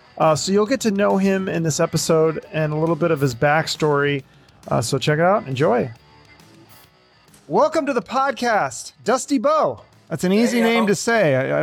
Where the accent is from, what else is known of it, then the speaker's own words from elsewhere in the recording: Seattle, Washington, United States; now in Phoenix, United States; Like I was from Seattle and everyone always complained about the rain and how much they hated it. Then I moved to Phoenix and all the locals are like, they're flabbergasted that I moved from Washington.